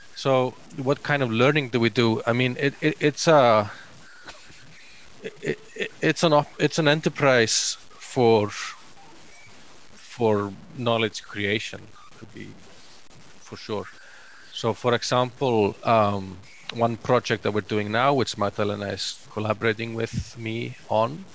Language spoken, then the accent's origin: English; Iceland; I'm from Iceland originally.